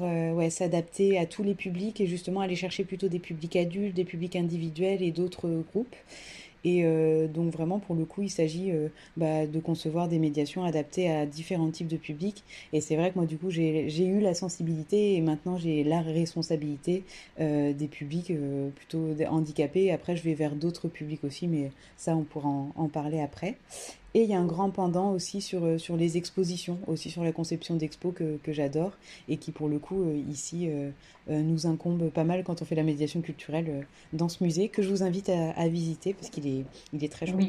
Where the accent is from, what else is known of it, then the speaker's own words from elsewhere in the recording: Creuse, Nouvelle-Aquitaine, France; now in Toulouse, France; actuellement je suis toulousaine euh, d'adoption depuis un bon moment. Je viens de la Creuse